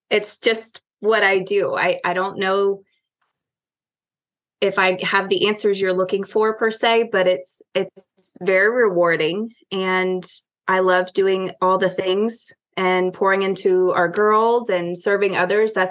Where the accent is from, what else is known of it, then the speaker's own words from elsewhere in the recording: Connecticut, United States; born there; well, I was born in Connecticut. Uh, we moved here for my dad's job.